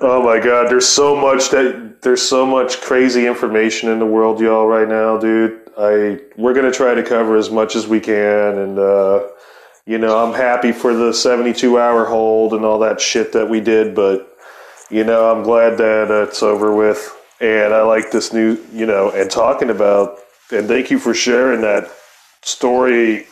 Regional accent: Ohio, United States; I'm from Ohio

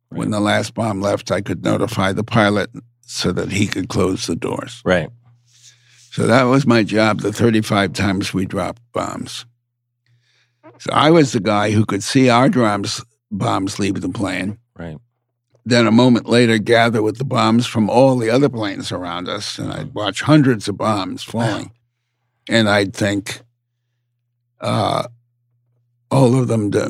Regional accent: United States; I'm an American, so I always use the larger figure.

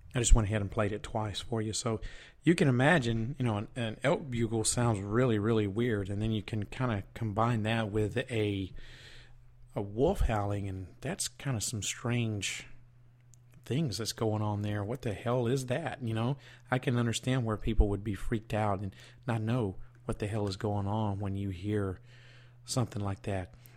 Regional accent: the South, United States; I was born and raised in the South

